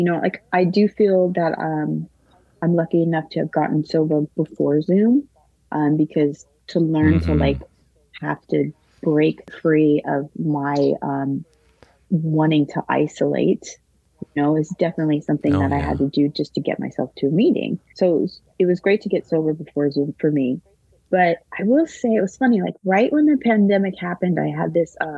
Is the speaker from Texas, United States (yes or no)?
no; Los Angeles, California, United States; moved away as an adult; also born or lived in Brooklyn, New York; now in New York City, United States; I'm not from New York. I'm from California.